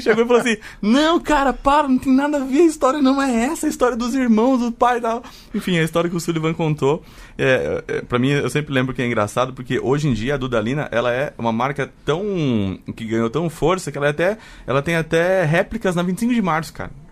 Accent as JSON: {"language": "Portuguese", "town": "Sorocaba", "region": "São Paulo", "country": "Brazil", "tie": "born or raised there", "said": "eu nasci em São Paulo e morei muitos anos em Sorocaba, que é uma cidade no interior de São Paulo"}